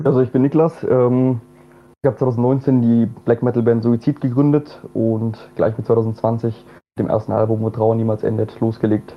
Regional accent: Bamberg, Bavaria, Germany; moved away as an adult; now in Vienna, Austria; ich bin auch eigentlich gebürtiger Bamberger

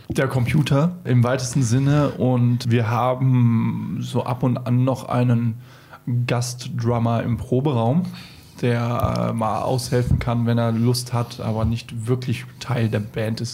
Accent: Hesse, Germany; now in Munich, Germany; ich komme ja aus Hesse, deshalb Ei Gute Wie und da trinken wir Äppler

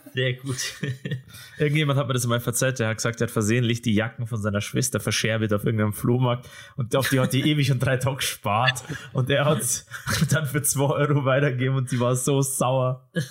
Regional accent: Ismaning, Bavaria, Germany; In East Ismaning, wo ich aufgewachsen bin

